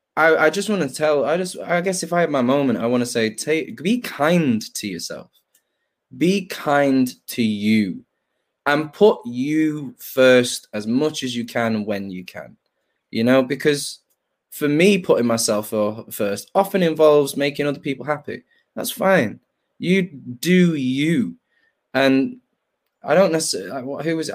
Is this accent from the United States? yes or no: no; Manchester, North West England, United Kingdom; I'm from, I'm from Hume Moss side